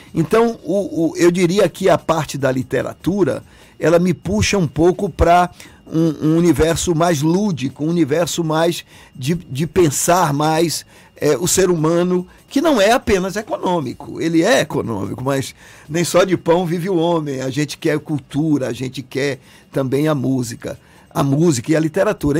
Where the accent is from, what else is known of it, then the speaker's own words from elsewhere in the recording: Salvador, Bahia, Brazil; Eu nasci aqui, eu sou, eu sou Salvador, eu sou de Salvador